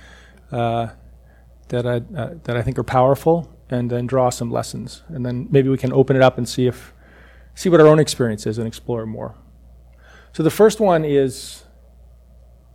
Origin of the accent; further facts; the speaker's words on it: Hanover, New Hampshire, United States; moved away; also born or lived in Cambridge, Massachusetts / Newburyport, Massachusetts; I grew up in Hanover, New Hampshire